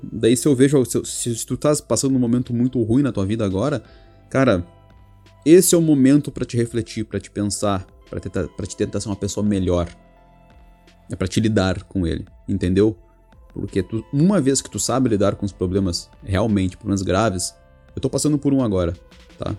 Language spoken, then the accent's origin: Portuguese; Rio Grande, Rio Grande do Sul, Brazil; moved away as an adult; now in Portugal; eu sou do Brasil, né? Sou do Rio Grande do Sul, cidade de Rio Grande.